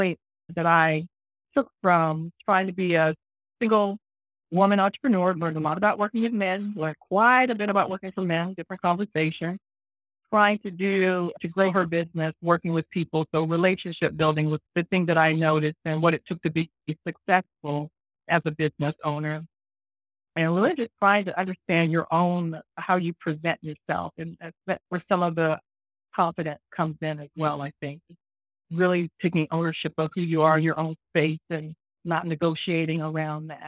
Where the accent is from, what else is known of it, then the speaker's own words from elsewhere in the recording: Florida, United States; moved away as an adult; I was born and raised in Florida, attended the University of Florida